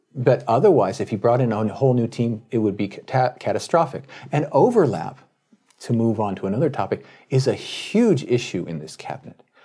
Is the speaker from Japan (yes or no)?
yes; Tokyo, Japan; my hometown newspaper, the Tokyo Shinbun